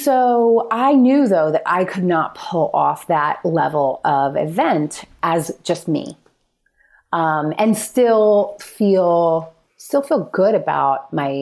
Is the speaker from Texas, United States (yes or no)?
no; New Jersey, United States; moved away; also born or lived in Philadelphia; a few hours from my family in Philadelphia. We're from North Jersey